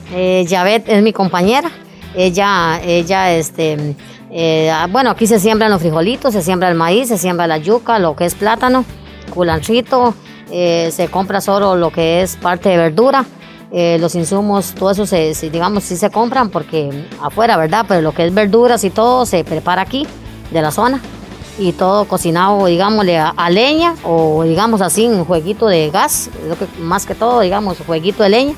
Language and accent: Spanish; Puriscal, San José, Costa Rica; aquí nacimos y aquí morimos, porque es eh, verdad, somos puriscaleños 100% y zapatoneños